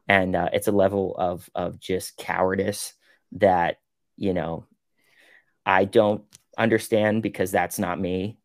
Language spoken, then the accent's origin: English; Pittsburgh, Pennsylvania, United States; I'm from Pittsburgh